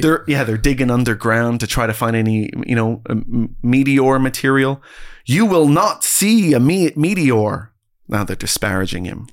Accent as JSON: {"language": "English", "country": "Canada", "said": "I'm a Canadian"}